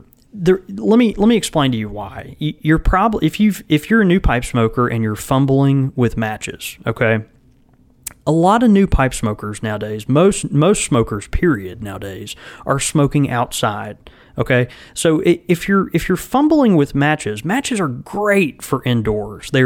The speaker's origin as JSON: {"language": "English", "region": "the South", "country": "United States", "tie": "born or raised there", "said": "we grew up in the South"}